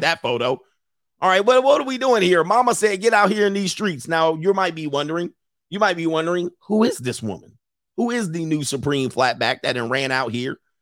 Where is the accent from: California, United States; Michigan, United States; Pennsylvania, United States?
California, United States; Los Angeles; growing up in the San Fernando Valley in my teen years